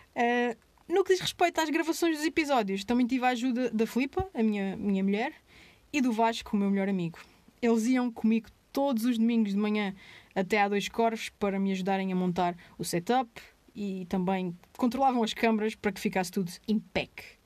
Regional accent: Azores, Portugal; moved away; also born or lived in Angra do Heroísmo / mainland Portugal

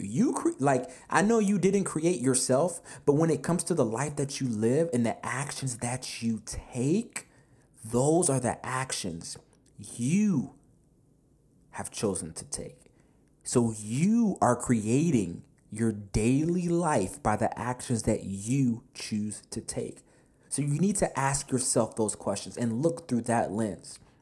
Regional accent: United States; I was born here in America as well

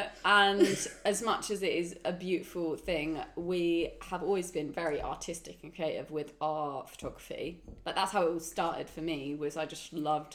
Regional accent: East Anglia, East of England, United Kingdom; I'm from East Anglia

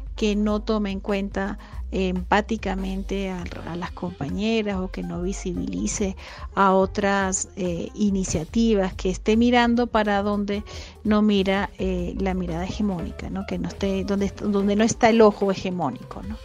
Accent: Venezuela; now in Ecuador; soy una venezolana migrante que vive en Ecuador

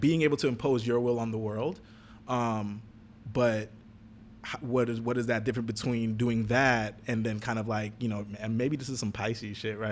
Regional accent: Jamaica; me growing up in Jamaica

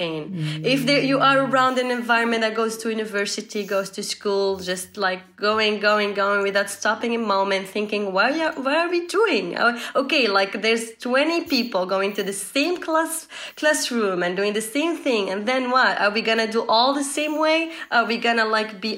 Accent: Tunisia; I'm from Tunisia. It's a small country in north of Africa.

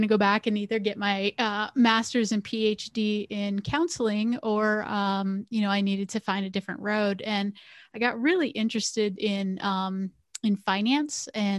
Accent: Bloomsburg, Pennsylvania, United States; So I grew up on the East Coast of the United States. So I grew up in a little town called Bloomsburg, Pennsylvania.

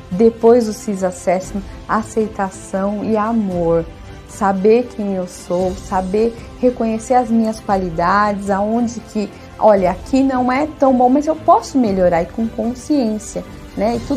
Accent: Diadema, São Paulo, Brazil; eu sou de Diadema.

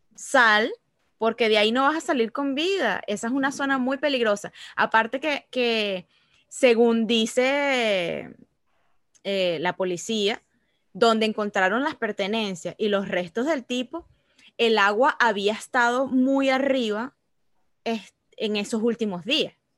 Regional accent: Venezuela; now in United States; uno como, como venezolano que ve aquí

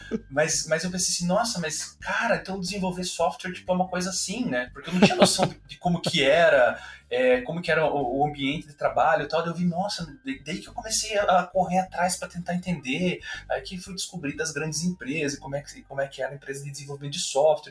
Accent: Curitiba, Paraná, Brazil; eu sou daqui também, né? nasci em Curitiba, moro em Curitiba

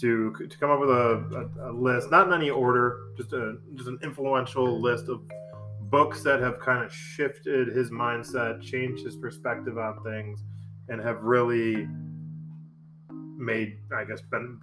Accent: Buffalo, New York, United States; moved away as an adult; now in San Diego, United States; I grew up in Buffalo, New York, right? And kind of a blue collar town.

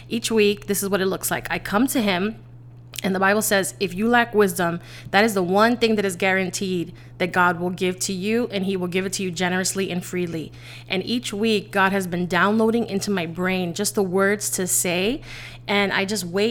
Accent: New York City, New York, United States; I'm originally from the Bronx.

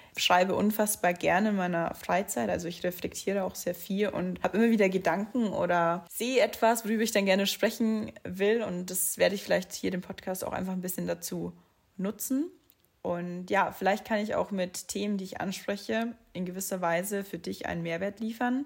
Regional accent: near Munich, Bavaria, Germany; accent: dialect; ich bin in der Nähe von München geboren, wie man es vielleicht auch teilweise bei gewissen Wörtern hört, spreche ich eigentlich Dialekt.

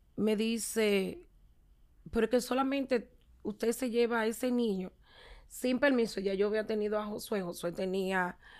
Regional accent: Santo Domingo, Distrito Nacional, Dominican Republic; Soy la cuarta de ocho hermanos. Eh, me crié con mis padres

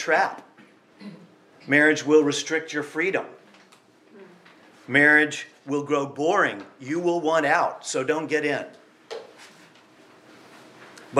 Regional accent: United States; I'm from the United States

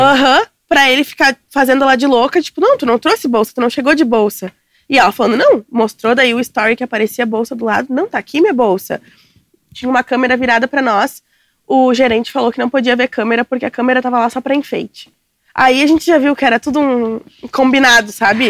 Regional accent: São Leopoldo, near Porto Alegre, Rio Grande do Sul, Brazil; Eu sou de São Paulo, não sou de Porto Alegre

